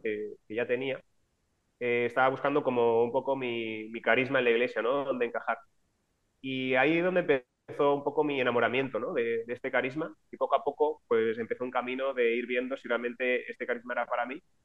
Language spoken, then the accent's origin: Spanish; Alicante, Valencian Community, Spain; moved away as an adult; now in Valencia, Spain; Yo soy de Alicante, pero vine a estudiar a Valencia, donde estoy ahora